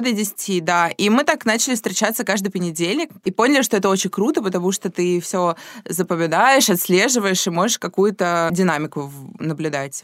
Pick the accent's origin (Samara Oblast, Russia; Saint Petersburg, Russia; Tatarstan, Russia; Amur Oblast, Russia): Saint Petersburg, Russia; мы с Дашей из Петербурга